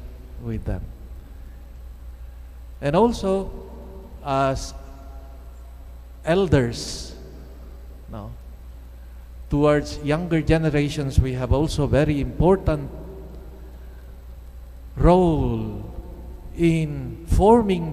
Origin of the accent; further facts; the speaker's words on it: Philippines; the beautiful culture that we have and traditions that we have as Filipino Christians